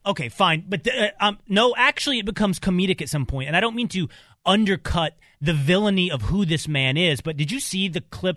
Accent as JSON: {"language": "English", "region": "Texas", "country": "United States", "tie": "born or raised there", "said": "growing up in Texas."}